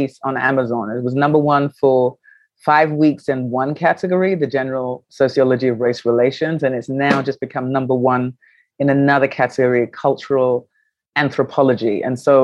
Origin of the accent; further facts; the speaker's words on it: London, United Kingdom; moved away as an adult; also born or lived in New York, United States; now in Accra, Ghana; I was born in London, which is my home of my birth. I went to school there.